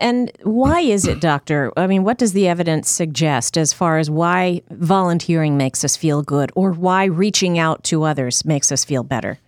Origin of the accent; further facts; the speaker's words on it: Northeast, United States; moved away; I grew up in the Northeast